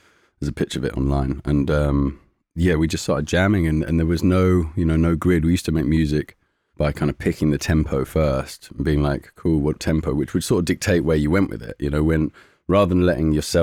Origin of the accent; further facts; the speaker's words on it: London, United Kingdom; we grew up in Shepherd's Bush, just up on the Goldhawk Road, opposite Townhouse Studios